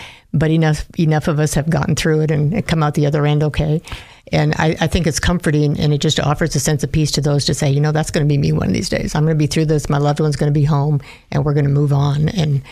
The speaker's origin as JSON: {"language": "English", "region": "Minnesota", "country": "United States", "moved": "yes", "lives_now": "Idaho, United States", "said": "I'm from the Midwest, from Minnesota originally"}